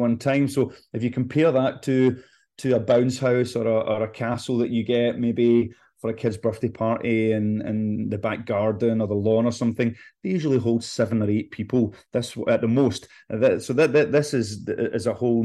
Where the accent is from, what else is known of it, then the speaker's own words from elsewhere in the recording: Scotland, United Kingdom; moved away; I'm originally from Scotland